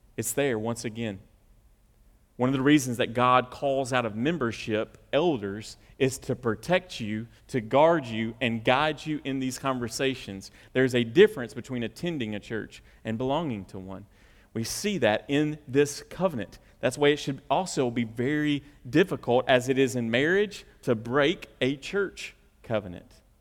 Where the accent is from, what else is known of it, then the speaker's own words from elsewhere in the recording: the South, United States; we're from the South.